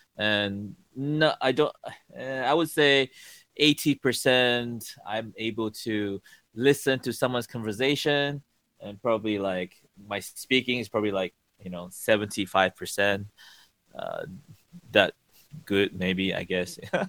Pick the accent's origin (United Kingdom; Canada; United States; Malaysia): Malaysia; first language English; my whole life, like, I've been speaking English. And so my parents, you know, they spoke English to me. And so pretty much, like, English is my first language.